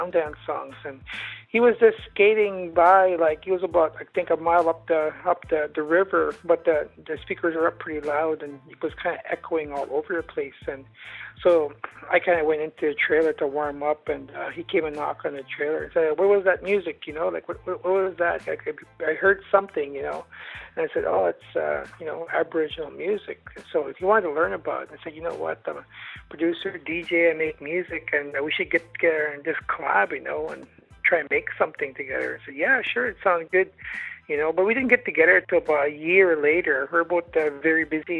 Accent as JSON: {"language": "English", "country": "Canada", "lives_now": "Ottawa, Canada", "said": "I'm from the Algonquin Nation, Loon Clan."}